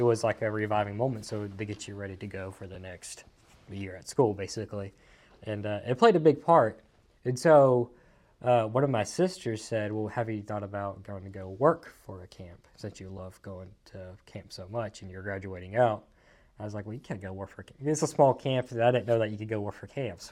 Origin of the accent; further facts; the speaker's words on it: Mississippi, United States; also born or lived in Athens, Georgia / Raleigh, Mississippi / Columbus, Mississippi; born in Georgia, raised in Mississippi